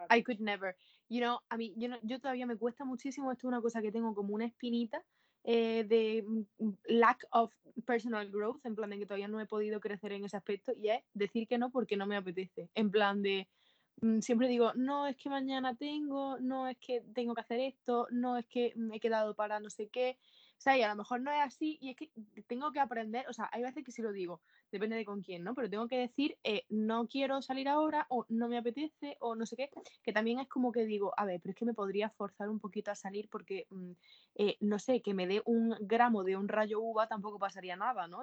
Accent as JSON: {"language": "Spanish", "region": "Andalusia", "country": "Spain", "said": "los andaluces hablamos así"}